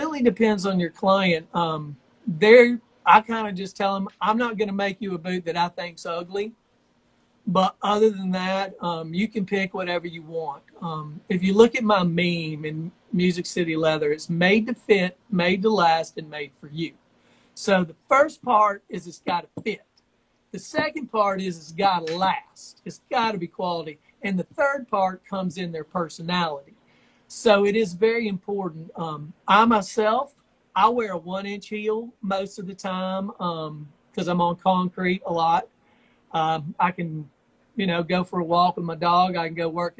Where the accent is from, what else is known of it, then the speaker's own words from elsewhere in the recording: Georgia, United States; also born or lived in Tennessee / Albuquerque, New Mexico / Nashville, Tennessee; now in Brentwood, United States; I grew up in Georgia and Tennessee